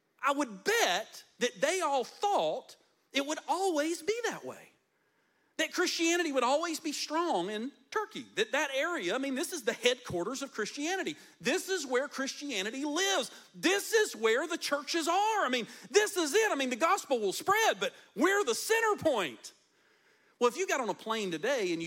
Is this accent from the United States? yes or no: yes; United States; we as the American church